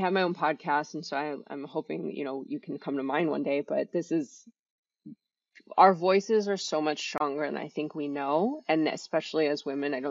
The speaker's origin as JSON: {"language": "English", "region": "Wisconsin", "country": "United States", "tie": "born or raised there", "also_born_or_lived": "Miami, Florida", "said": "I grew up in Wisconsin"}